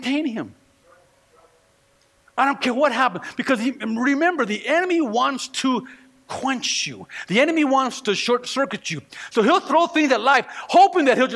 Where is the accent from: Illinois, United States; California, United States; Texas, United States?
California, United States; moved away; I'm from California